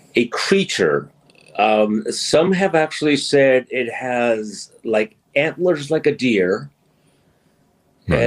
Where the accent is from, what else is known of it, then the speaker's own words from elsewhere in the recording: New York, United States; now in Washington, United States; being from New York and um, growing up in New York